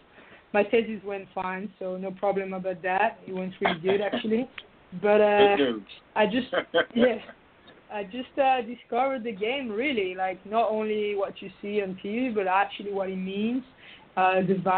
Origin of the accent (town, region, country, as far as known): France; moved away as an adult; now in United States